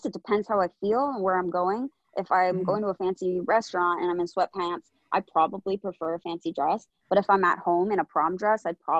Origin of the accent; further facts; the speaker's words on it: Vancouver, British Columbia, Canada; I'm from Vancouver, so we have the beaches and the mountains.